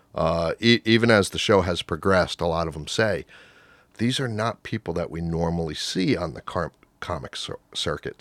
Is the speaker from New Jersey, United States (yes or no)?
yes; Rockaway, New Jersey, United States; I grew up in Rockaway